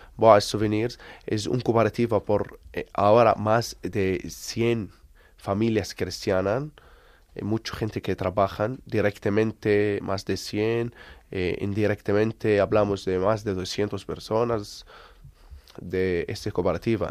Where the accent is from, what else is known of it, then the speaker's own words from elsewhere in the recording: Bethlehem, West Bank, Palestine; Spanish is a second language; Esto nuestra ciudad, que yo nacimos aquí, vivimos aquí.